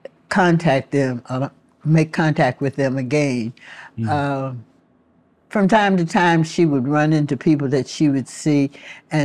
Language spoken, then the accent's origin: English; Alexandria, Virginia, United States; Dr. Durant, who came to Alexandria in the late 20s, was the doctor who delivered children here. And my understanding from my parents was that I was his first delivery.